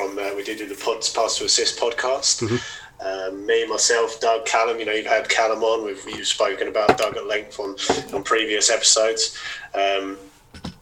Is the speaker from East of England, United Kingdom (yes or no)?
yes; Chelmsford, East of England, United Kingdom; also born or lived in Brentwood; born and raised on the mean streets of Chelmsford.